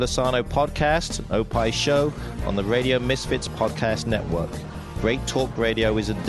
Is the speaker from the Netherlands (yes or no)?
no; England, United Kingdom; now in Illinois, United States; I am from England.